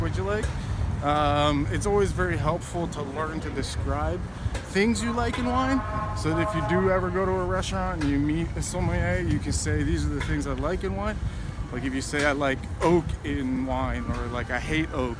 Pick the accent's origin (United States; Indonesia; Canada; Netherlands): Netherlands; moved away; I'm from the Netherlands.